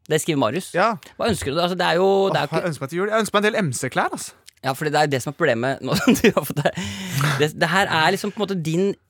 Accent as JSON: {"language": "Norwegian", "region": "Northern Norway", "country": "Norway", "said": "Jeg er nordlending."}